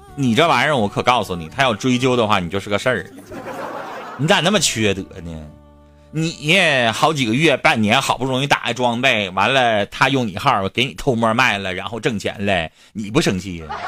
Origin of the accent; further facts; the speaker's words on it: Harbin, Heilongjiang, China; 我们哈尔滨人